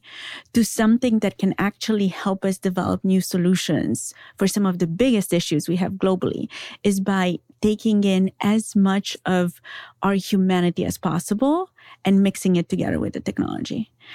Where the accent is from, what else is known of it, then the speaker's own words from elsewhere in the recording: Transylvania, Romania; I was raised in Transylvania by my grandparents.